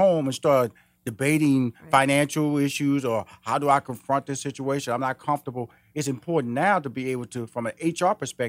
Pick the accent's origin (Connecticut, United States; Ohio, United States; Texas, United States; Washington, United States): Texas, United States; Houston; I'm from Houston, Texas. I okay. started my first business in Houston, Texas